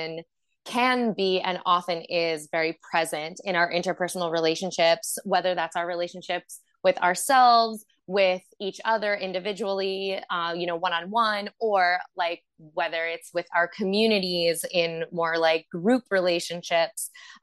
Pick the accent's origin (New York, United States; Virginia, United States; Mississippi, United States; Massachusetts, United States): Massachusetts, United States; Boston; moved away as an adult; also born or lived in California / Portland, Oregon; I'm from Boston, and I started dancing in Boston